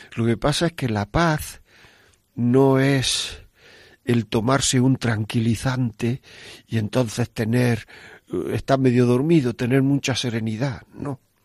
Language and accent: Spanish; Granada, Andalusia, Spain; yo soy de Granada